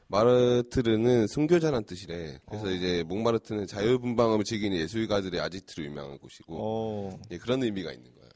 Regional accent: Busan, South Korea; now in Seoul, South Korea; 내가 부산에서 곧 중고등학교 때 이제 부산대에서 했던 그런 데이트 장소

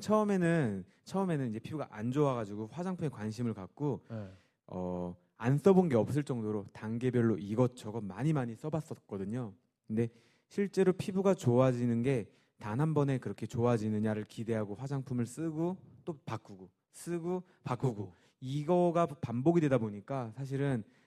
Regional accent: Wonju, Gangwon, South Korea; moved away as an adult; now in Seoul, South Korea; 제가 강원도에서만 29년을 넘게 살았어요

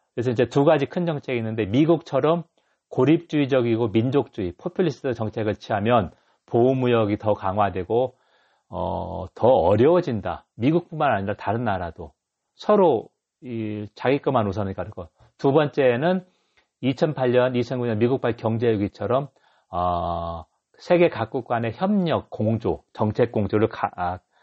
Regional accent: Dangjin, South Chungcheong, South Korea; also born or lived in Hayang, Gyeongsan; now in Gyeongsan, South Korea; 저는 충남 당진 사람이어서 옛날 시골에서는 외국인 보기가 진짜 힘들었는데

